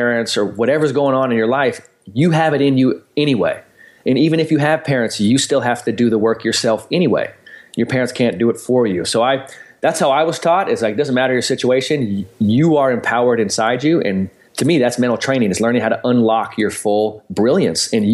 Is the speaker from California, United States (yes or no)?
yes; San Francisco, California, United States; growing up in San Francisco and, you know, playing basketball at the parks and stuff